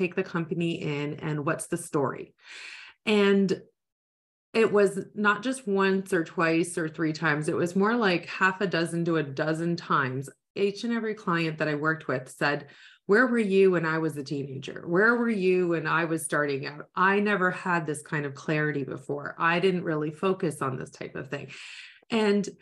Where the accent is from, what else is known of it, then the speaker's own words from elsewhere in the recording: Niagara area, Ontario, Canada; I am from the Niagara area